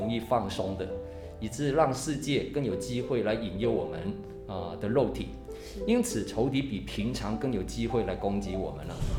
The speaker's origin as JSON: {"language": "Chinese", "country": "Hong Kong", "tie": "born or raised there", "moved": "yes", "said": "其实我是在香港长大哈，我是香港华侨，"}